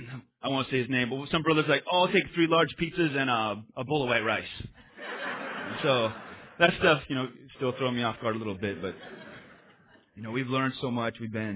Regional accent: Spokane, Washington, United States; we came from Caucasianville, just white suburbia, Spokane, Washington, and there's like three Asians

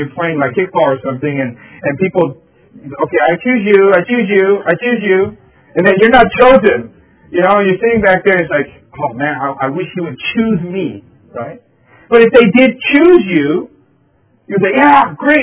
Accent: Philadelphia, Pennsylvania, United States; back in elementary school, I was growing up in Philadelphia

